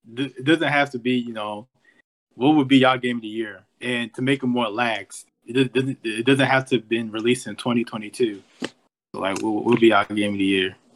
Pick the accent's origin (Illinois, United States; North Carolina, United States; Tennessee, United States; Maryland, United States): Maryland, United States; Baltimore; I'm from Maryland. I'm from Baltimore, obviously.